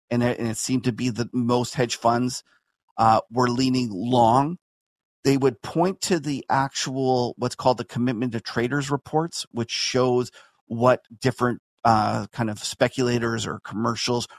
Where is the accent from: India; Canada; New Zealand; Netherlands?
Canada